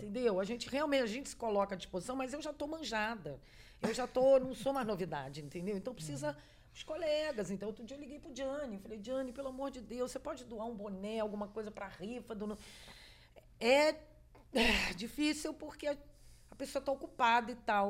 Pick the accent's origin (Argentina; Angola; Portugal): Argentina; moved away; eu falo espanhol muito bem, nasci na Argentina